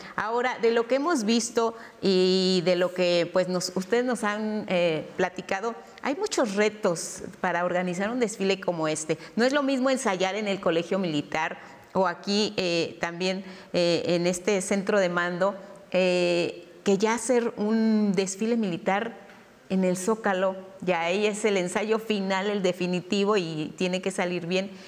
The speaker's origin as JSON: {"language": "Spanish", "country": "Mexico", "said": "como mexicanos"}